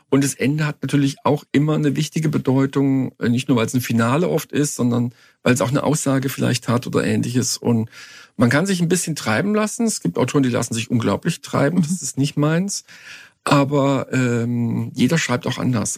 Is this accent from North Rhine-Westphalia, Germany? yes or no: yes; Cologne, North Rhine-Westphalia, Germany; ich habe meine Jugend in Köln verbracht